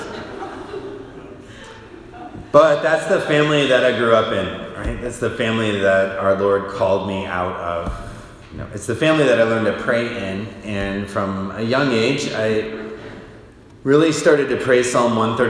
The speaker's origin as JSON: {"language": "English", "region": "Michigan", "country": "United States", "tie": "born or raised there", "moved": "yes", "lives_now": "Lincoln, United States", "said": "I grew up in Michigan"}